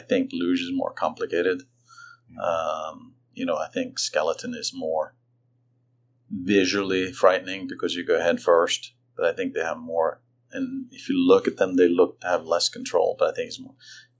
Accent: Norway; now in Atlanta, United States; Lillehammer, because that was my home country.

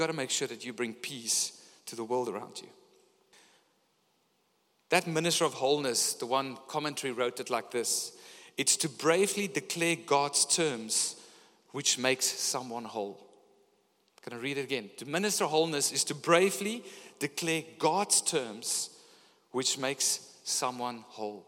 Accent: Pretoria, Gauteng, South Africa; now in Gordons Bay, South Africa; Coming from up north, growing up in Pretoria

